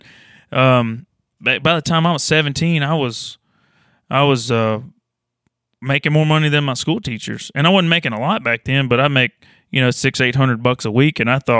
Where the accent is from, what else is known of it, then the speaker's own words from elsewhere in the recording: Louisiana, United States; Well, I grew up in North Louisiana.